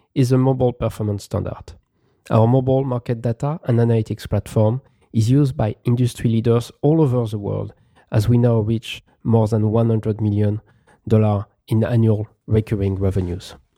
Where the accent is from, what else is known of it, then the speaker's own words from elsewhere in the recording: Paris, Île-de-France, France; moved away as an adult; also born or lived in Philadelphia / Beijing / Shanghai; now in San Francisco Bay Area, United States; I have lived in Paris, my hometown, Philadelphia